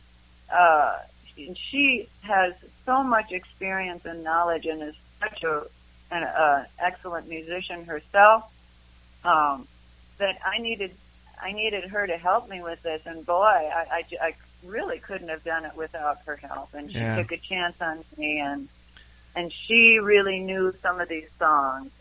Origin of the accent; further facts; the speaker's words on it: Madison, Wisconsin, United States; now in Boulder, United States; I grew up in Madison, Wisconsin